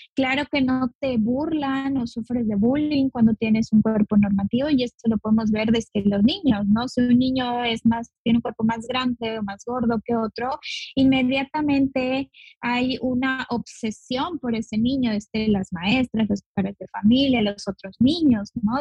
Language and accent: Spanish; Mexico; also born or lived in Yucatán Peninsula; Yo soy de México, y vivo en la península de Yucatán